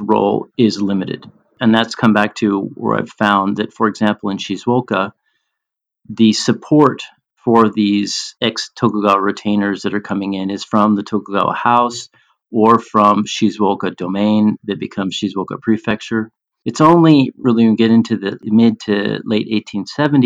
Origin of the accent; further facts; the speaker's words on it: United States; here I am as an American